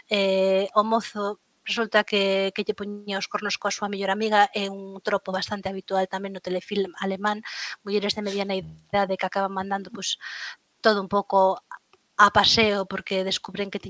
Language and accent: Galician; Lugo, Galicia, Spain; como boa luguesa pois na, na aldea